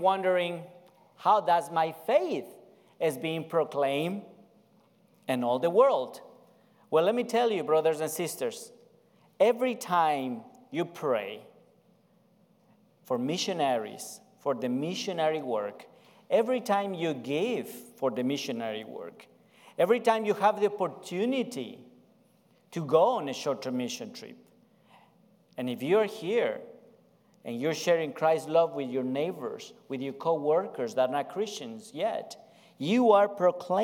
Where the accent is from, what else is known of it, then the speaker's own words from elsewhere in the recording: Ecuador; English is a second language; I'm from South America. Pastor Tanner already introduced my family. I'm from Ecuador